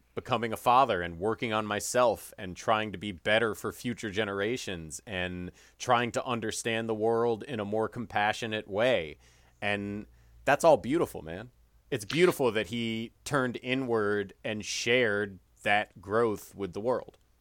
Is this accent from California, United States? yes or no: no; Chicago, Illinois, United States; the Chicagoland area growing up in the Midwest